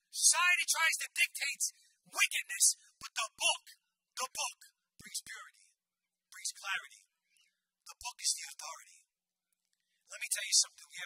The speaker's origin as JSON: {"language": "English", "town": "New York City", "region": "New York", "country": "United States", "tie": "born or raised there", "said": "I wasn't always a Christian I grew up in the Bronx."}